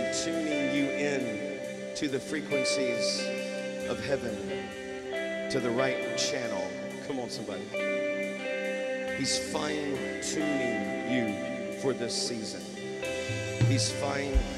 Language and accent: English; the South, United States; I'm from the South